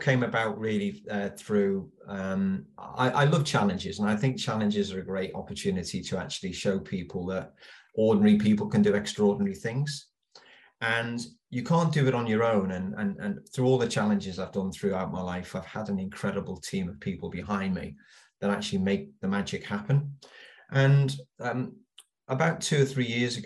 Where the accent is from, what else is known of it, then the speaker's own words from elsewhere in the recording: Liverpool, North West England, United Kingdom; I was born and bred in Liverpool